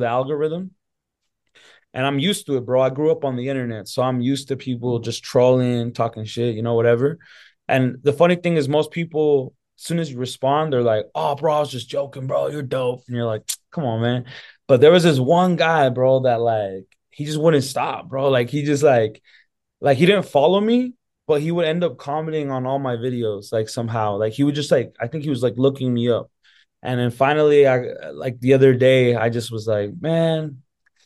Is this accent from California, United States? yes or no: no; Salt Lake City, Utah, United States; I was born and raised in Utah. Yeah, Salt Lake City